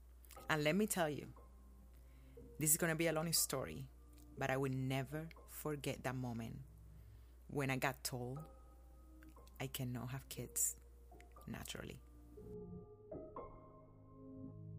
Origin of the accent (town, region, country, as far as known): Cuba; born or raised there; now in United States